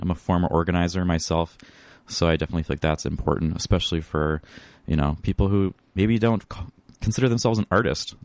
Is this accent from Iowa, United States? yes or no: yes; Northwest Iowa, United States; also born or lived in Sioux Falls, South Dakota; now in Northfield, United States; Originally, I'm from Northwest Iowa